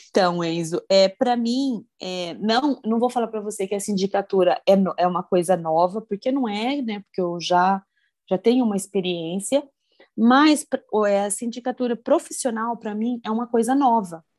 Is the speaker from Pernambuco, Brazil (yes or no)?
no; Campinas, São Paulo, Brazil; Eu sou de Campinas